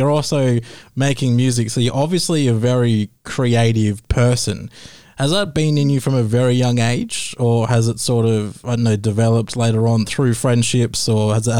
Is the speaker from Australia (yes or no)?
yes; Perth, Western Australia, Australia; I'm from Perth.